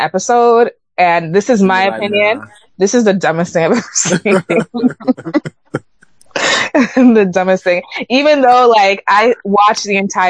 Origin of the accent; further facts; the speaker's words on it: Jamaica; now in United States; I'm still a Jamaican citizen. Thank you very much. I still support my country very much.